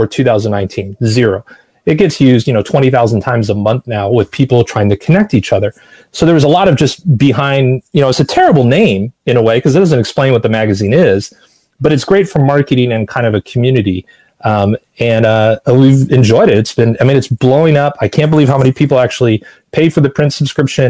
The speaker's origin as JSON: {"language": "English", "town": "Los Angeles", "region": "California", "country": "United States", "tie": "born or raised there", "also_born_or_lived": "Seattle / New York / Boston", "moved": "as an adult", "said": "I was born in Seattle. I learned to talk in New York. I learned to walk in Boston. I learned to run in Los Angeles. And I lived in Los Angeles for 40 of my 50 years."}